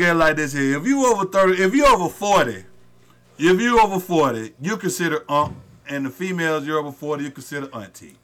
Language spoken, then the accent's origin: English; the South, United States; we're from the South